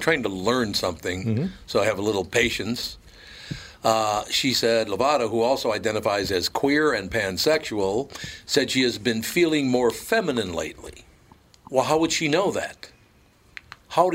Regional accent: Minneapolis, Minnesota, United States; also born or lived in New York; I'm a kid from Minneapolis

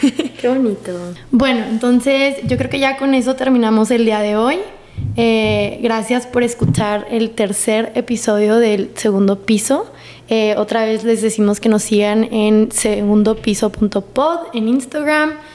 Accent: Chihuahua, Mexico; moved away; also born or lived in El Paso, Texas; Yo cuando vivía en Chihuahua

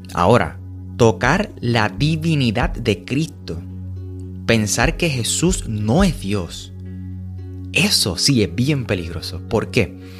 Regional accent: Puerto Rico; somos puertorriqueños ambos

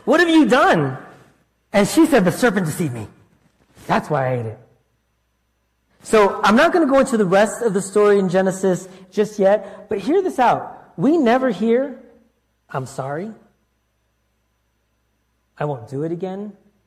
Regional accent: Florida, United States; also born or lived in Connecticut; at 7, we moved across the country from New York area to Florida and from Connecticut to Florida.

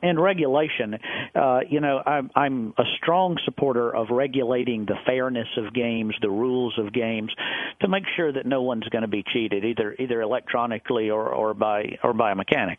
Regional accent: the South, United States; accent: southern; moved away; also born or lived in New York / New Jersey; you hear my southern accent. I'm a southern boy

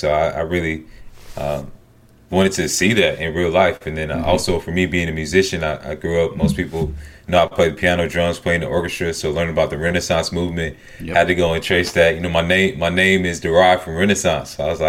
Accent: Southern United States, United States; accent: Southern; Like, I guess they couldn't understand my Southern accent. But I didn't find any bars or anything playing a Georgia game.

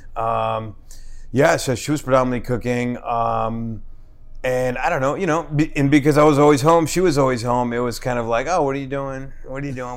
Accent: Newark, New Jersey, United States; I was born and raised in Newark.

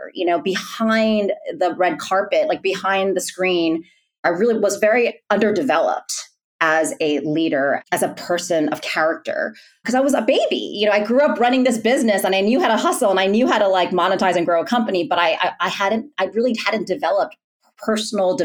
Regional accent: New York City, New York, United States; also born or lived in Massachusetts; I'm born and raised in New York City and had that typical, you know, New York experience growing up

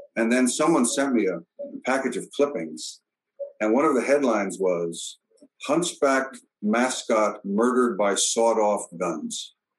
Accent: Brooklyn, New York, United States; I come from the central part of Brooklyn

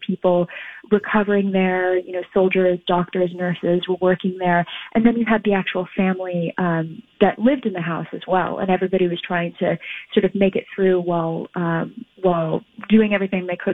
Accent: Los Angeles, California, United States; moved away as an adult; now in London, United Kingdom; I grew up in Los Angeles

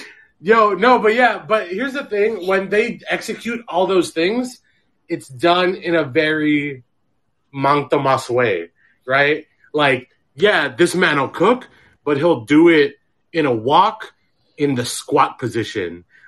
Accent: Philippines; But I'm talking about, as a Filipino man, these are the type of dudes that'll, like, yeah, they'll go to work, but they'll also, like, clean and, like, build stuff

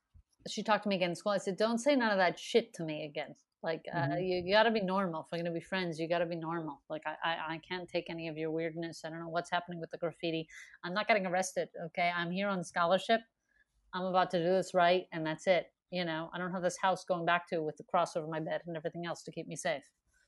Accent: Montreal, Quebec, Canada; Like, I'm from Montreal, and then getting the festival, it's like people don't really know that. You know, you get the festival here, and then it's like I actually have this whole history in Montreal

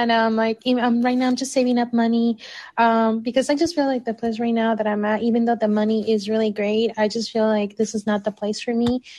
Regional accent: Mexico; moved away; I'm fluent in Spanish. I was born in Mexico.

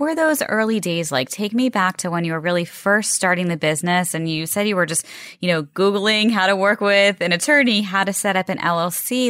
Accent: Rockville, Maryland, United States; I'm from, uh, Rockville

